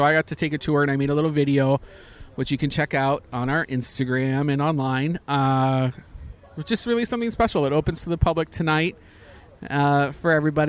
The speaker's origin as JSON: {"language": "English", "country": "Canada", "said": "I'm Canadian."}